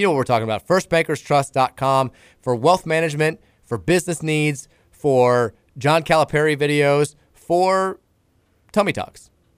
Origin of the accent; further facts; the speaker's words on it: Elizabethtown, United States; Terrence, I'm from Elizabethtown, and I have a lot of family there.